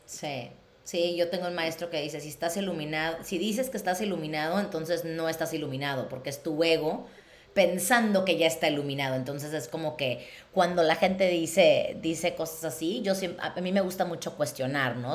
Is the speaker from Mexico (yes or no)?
yes; Mexico; moved away; si yo me hubiera quedado en México, en la ciudad de donde soy